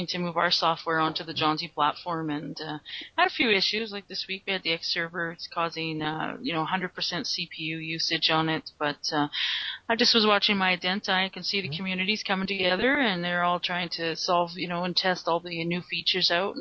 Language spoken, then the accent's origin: English; Calgary, Alberta, Canada; I'm from Calgary, Alberta, Canada, and I work for a Linux-based development company